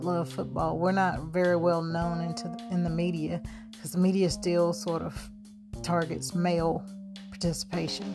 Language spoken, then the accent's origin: English; Charlotte, North Carolina, United States; I was born and raised in Charlotte, North Carolina